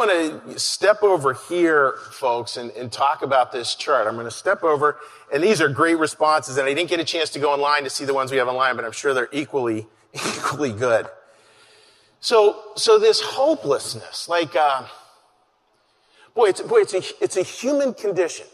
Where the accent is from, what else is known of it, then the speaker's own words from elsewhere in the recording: Pittsburgh, Pennsylvania, United States; moved away as an adult; now in Philadelphia, United States; I was from the Pittsburgh area.